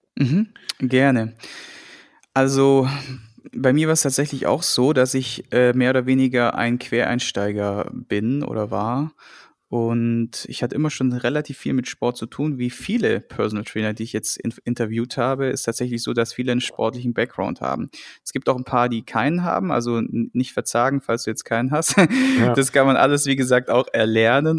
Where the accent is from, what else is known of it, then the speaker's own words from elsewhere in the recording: Friedrichshafen, Baden-Württemberg, Germany; moved away as an adult; also born or lived in Darmstadt / Cologne; ich bin dann damals vom beschaulichen Schwabeländle, Bodensee-Friedrichshafen